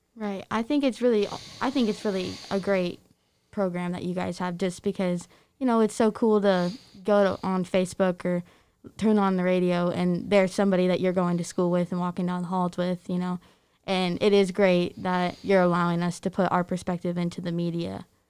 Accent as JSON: {"language": "English", "town": "Aledo", "region": "Illinois", "country": "United States", "tie": "born or raised there", "said": "growing up in this small town, having W R M J"}